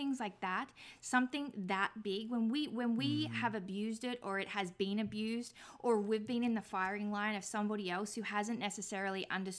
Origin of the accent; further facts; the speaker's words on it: Australia; I'm Australian